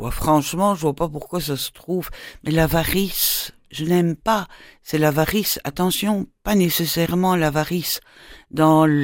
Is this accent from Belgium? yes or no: yes; Brussels, Brussels-Capital Region, Belgium; De Bruxelles.